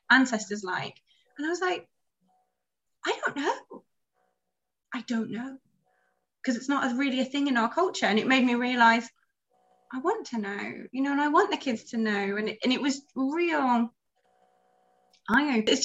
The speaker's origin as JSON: {"language": "English", "country": "United Kingdom", "moved": "as an adult", "lives_now": "Ho Chi Minh City, Vietnam", "said": "as a Brit"}